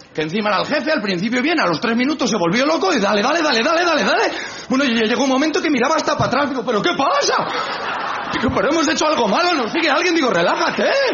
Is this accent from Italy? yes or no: no; Spain; que soy español